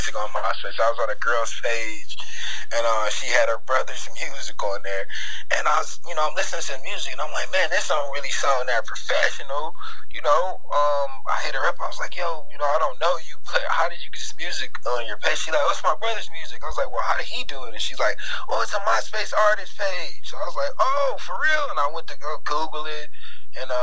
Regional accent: Cleveland, Ohio, United States; I'm from Cleveland.

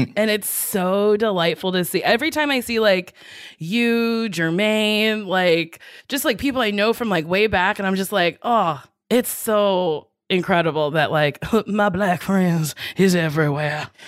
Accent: Chicago, Illinois, United States; I'd only really spent time on the South Side.

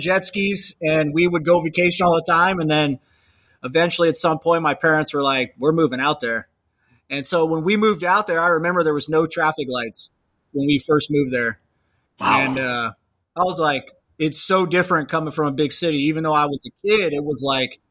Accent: Lake Havasu City, Arizona, United States; moved away; also born or lived in South Gate, California; that's my hometown where I grew up

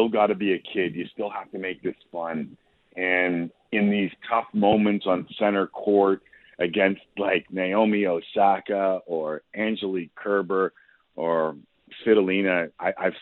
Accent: Toronto, Ontario, Canada; growing up in Toronto

